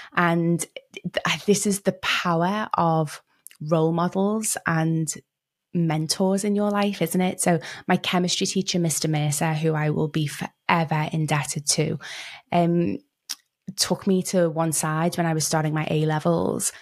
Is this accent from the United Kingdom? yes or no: yes; Liverpool, North West England, United Kingdom; moved away; also born or lived in London / Cape Town; I grew up in Liverpool in the U K